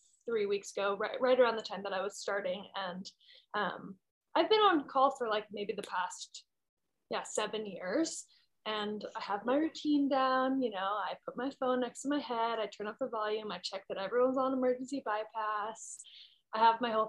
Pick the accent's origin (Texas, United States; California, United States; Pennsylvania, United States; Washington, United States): California, United States; Berkeley; I was born at home in Berkeley